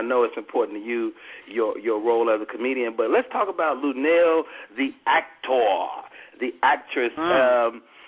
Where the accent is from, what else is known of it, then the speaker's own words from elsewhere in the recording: Chicago, Illinois, United States; moved away; also born or lived in Oakland; I'm from Chicago, but I grew up on stage in Oakland